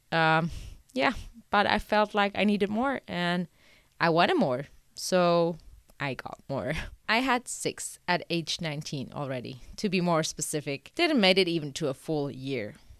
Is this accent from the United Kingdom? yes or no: no; Portugal; moved away; my hometown in Portugal since I wasn't living there yet